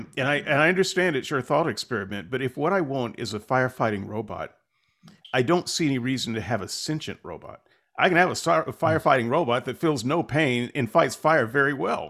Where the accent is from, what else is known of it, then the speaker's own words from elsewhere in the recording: United States; Because he's British. I'm just a Yank.